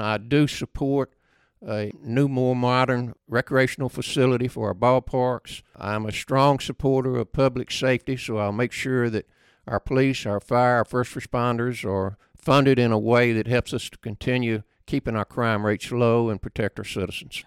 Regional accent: Hernando, Mississippi, United States; I was born right here in Hernando on the square

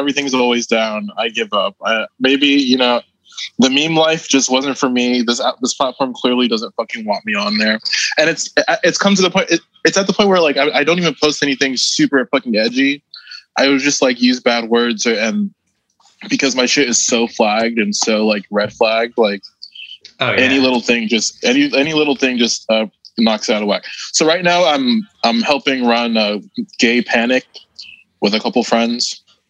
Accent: New York, United States; And I come from New York where people like walk around on the street with masks on

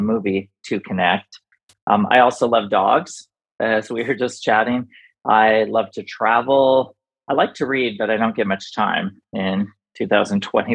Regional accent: Washington, United States; now in Arizona, United States; I grew up in Washington. I'm now living in Arizona

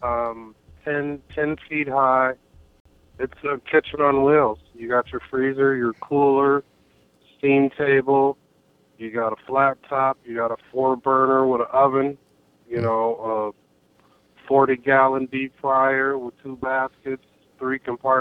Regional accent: southern Arkansas, United States; also born or lived in Minneapolis, Minnesota; now in Red Wing, United States; I was born in Minneapolis, but raised in Luann, Arkansas.

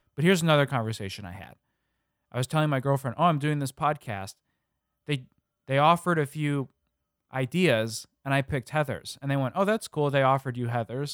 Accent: Illinois, United States; growing up in the Midwest

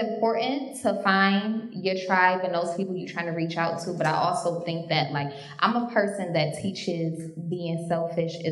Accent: Rochester, New York, United States; moved away; I'm from upstate, I'm from Rochester, New York

